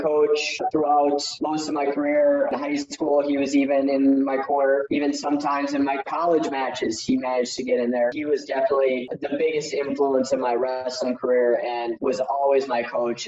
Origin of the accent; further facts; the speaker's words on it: Fargo, North Dakota, United States; I'm from Fargo, North Dakota, small town in North Dakota. Actually, it's the biggest town in North Dakota, but still very small.